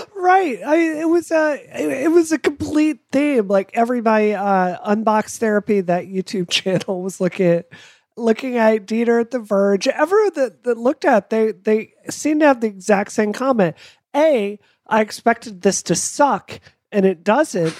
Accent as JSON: {"language": "English", "country": "United States", "said": "I'm American"}